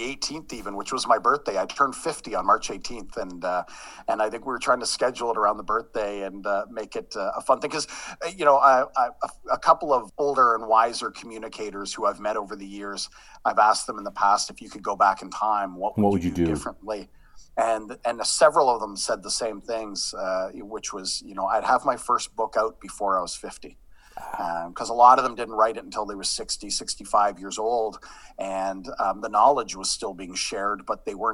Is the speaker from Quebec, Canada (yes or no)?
no; Sudbury, Ontario, Canada; moved away; I'm actually from Sudbury. My dad worked for Falconbridge for 30 years